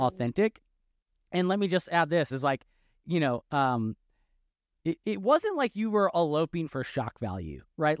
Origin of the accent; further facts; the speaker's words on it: Wisconsin, United States; now in Texas, United States; I'm from Wisconsin, but, but been in Texas since two thousand twelve